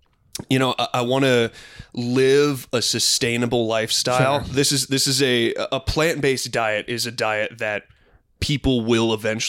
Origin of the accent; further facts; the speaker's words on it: Midwest, United States; Growing up in the Midwest